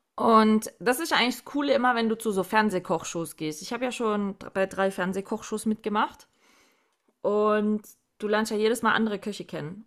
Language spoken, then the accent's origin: German; Southern Germany, Germany; Bei uns im Süden